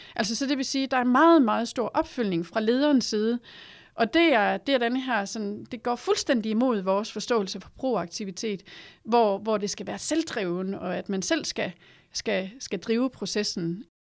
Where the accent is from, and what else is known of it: Denmark